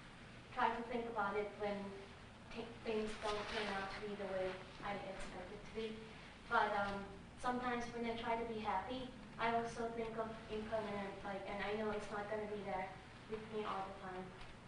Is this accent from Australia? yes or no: no; Thailand; English is a second language; I'm from Thailand.